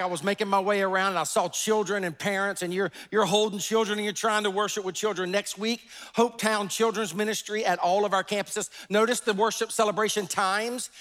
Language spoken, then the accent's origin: English; the Carolinas, United States; I was born and raised in the Carolinas my entire life